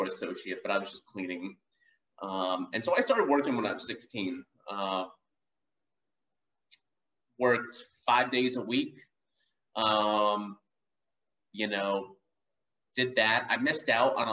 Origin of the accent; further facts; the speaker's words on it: Georgia, United States; I grew up in Georgia.